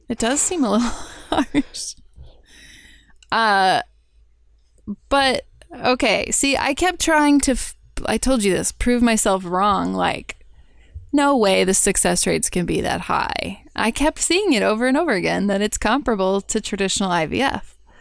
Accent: Houston, Texas, United States; I grew up in Houston.

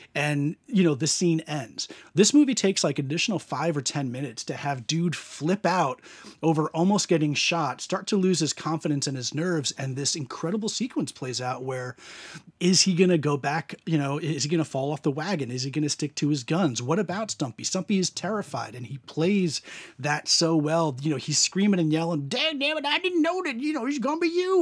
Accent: United States; growing up in America

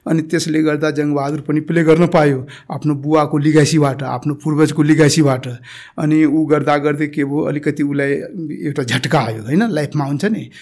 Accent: Barmajhiya, Madhesh Province, Nepal; मेरो घर सप्तरी जिल्ला हो बर्मजिया भन्ने गाउँ पर्छ त्यहाँ हो … एकदम ठु कम्बाइन्ड फ्यामिलीमा बस्छौँ

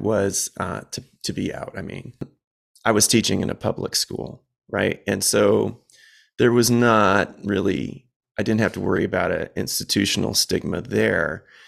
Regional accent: Southwest suburbs of Chicago, Illinois, United States; I'm from the Southwest suburbs of Chicago

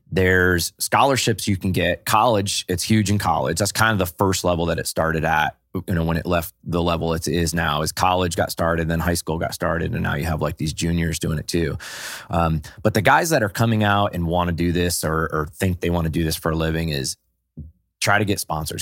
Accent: New England, United States; I grew up in New England

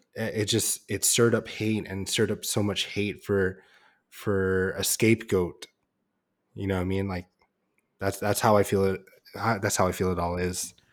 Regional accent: San Diego, California, United States; we lived and grew up in San Diego

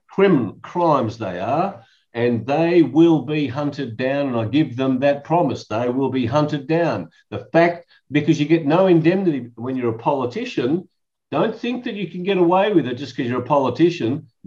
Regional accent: Melbourne, Victoria, Australia; Yes, I was I was born in Melbourne many years ago. In fact, I'll be 70 in October. And so I was born in 1952.

